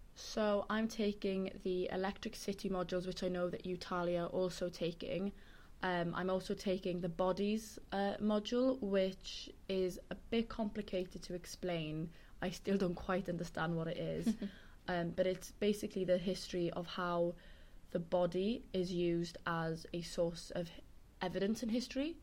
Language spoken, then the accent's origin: English; Carmarthen, Wales, United Kingdom; now in London, United Kingdom; where I'm from is that it's the oldest town in Wales called Carmarthen.